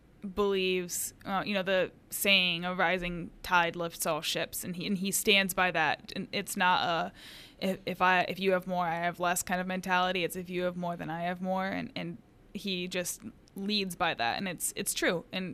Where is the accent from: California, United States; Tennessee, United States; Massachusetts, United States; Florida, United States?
Tennessee, United States; Oakland; So I was born just outside of Memphis, Tennessee, in Oakland. I grew up on a 7-acre llama farm.